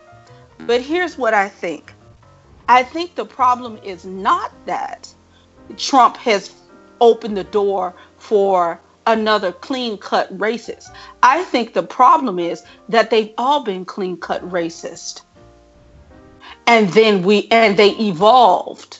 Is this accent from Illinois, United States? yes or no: yes; Chicago, Illinois, United States; I'm from Chicago